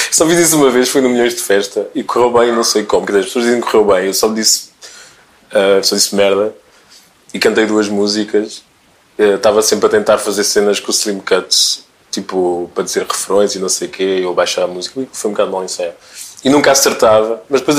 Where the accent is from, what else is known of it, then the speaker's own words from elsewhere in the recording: DR Congo; born there; Eu nasci no Zaire, o meu primeiro bilhete de identidade dizia Zaire.